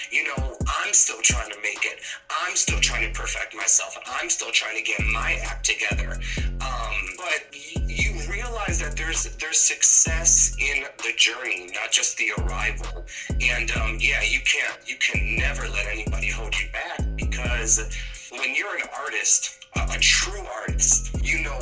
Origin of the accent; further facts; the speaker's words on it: Chicago, Illinois, United States; I'm from Chicago